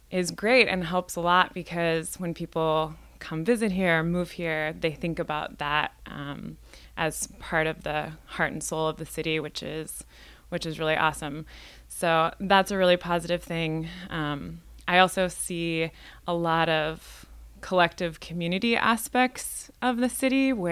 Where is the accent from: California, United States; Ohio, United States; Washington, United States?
Washington, United States; Indianola; now in Seattle, United States; Well, I'm from the Northwest originally, and I grew up in a little town called Indianola, which is a ferry ride away. Um, and I've been living in Seattle for the last 10 years or so